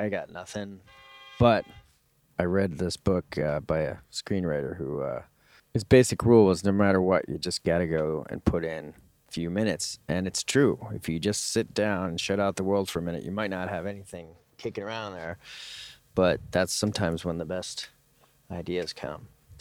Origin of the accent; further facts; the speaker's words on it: New York, United States; moved away; also born or lived in Westchester; I grew up in New York.